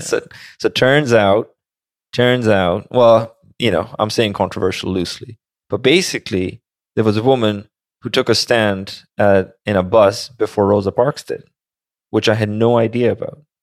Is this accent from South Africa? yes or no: no; Pakistan; moved away; I grew up in Pakistan